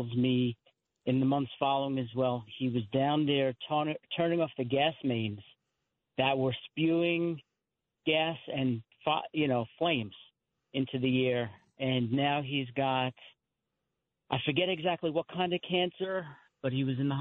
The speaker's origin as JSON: {"language": "English", "town": "New York City", "region": "New York", "country": "United States", "moved": "yes", "lives_now": "New Jersey, United States", "said": "I'm from Staten Island originally"}